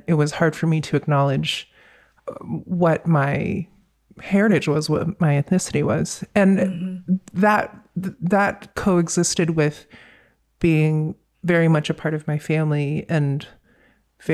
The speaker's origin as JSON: {"language": "English", "region": "Virginia", "country": "United States", "tie": "born or raised there", "also_born_or_lived": "North Carolina", "said": "growing up in Virginia, especially at that time, it was mid-80s, early 90s"}